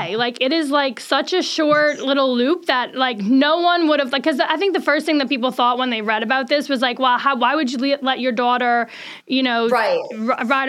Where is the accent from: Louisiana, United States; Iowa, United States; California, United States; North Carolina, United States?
Louisiana, United States; New Orleans; we're from New Orleans